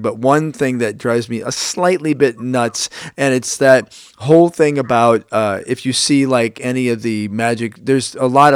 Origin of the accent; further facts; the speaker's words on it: Chicago, Illinois, United States; I'm from Chicago, Illinois, 60616 Southside